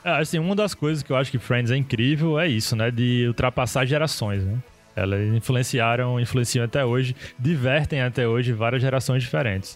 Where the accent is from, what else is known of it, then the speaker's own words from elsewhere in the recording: Brazil; a gente aqui no Brasil